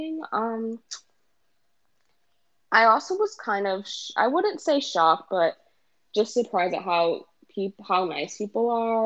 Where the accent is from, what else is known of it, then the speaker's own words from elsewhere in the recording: New York City, New York, United States; also born or lived in Northern Virginia; I'm from Brooklyn